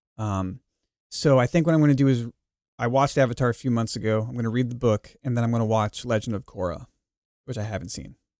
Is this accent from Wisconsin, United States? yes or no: no; Long Island, New York, United States; I grew up on Long Island. I grew up riding those trains.